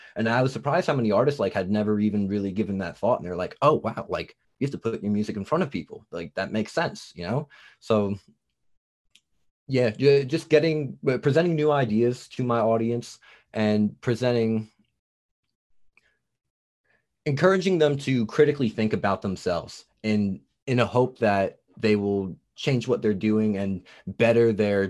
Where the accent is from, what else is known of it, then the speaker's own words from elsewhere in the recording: New Jersey, United States; accent: Jersey; now in Tennessee, United States; I'm from New Jersey, and then I came down to Tennessee. Okay. They're like, oh, you got a Jersey accent.